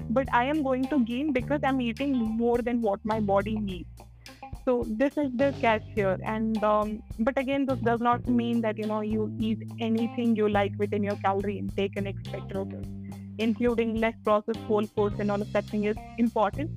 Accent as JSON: {"language": "English", "country": "India", "said": "as an Indian, uh, we eat chapatis, dal, chawal, paneer, dosa, and all of those things"}